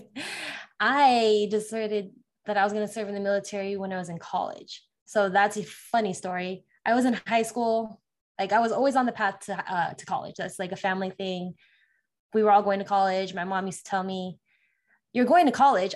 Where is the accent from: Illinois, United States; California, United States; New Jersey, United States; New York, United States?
California, United States; moved away as an adult; also born or lived in Las Vegas, Nevada; I'm originally from California, um, lived there most of my life before the military